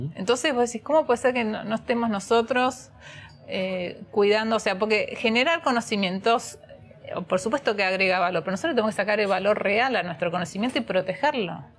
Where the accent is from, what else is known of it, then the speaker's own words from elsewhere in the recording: Argentina; como argentinos